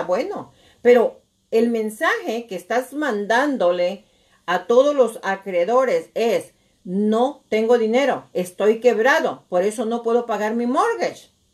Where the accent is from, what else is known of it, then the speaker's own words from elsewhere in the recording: Nayarit, Mexico; moved away; yo soy de Nayarit